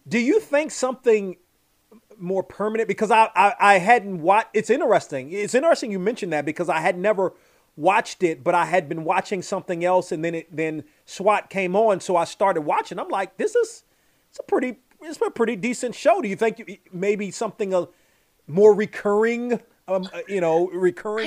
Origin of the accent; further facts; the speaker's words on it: United States; moved away; also born or lived in Los Angeles; i'm from washington like I, yeah. when i grew up in washington took public transportation all the time